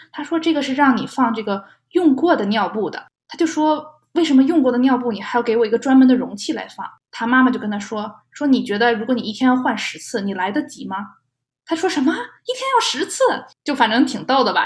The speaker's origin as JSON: {"language": "Chinese", "country": "China", "moved": "yes", "lives_now": "United States", "said": "在中国的话，我们一般是不会在宝宝出生前有任何的庆祝活动的"}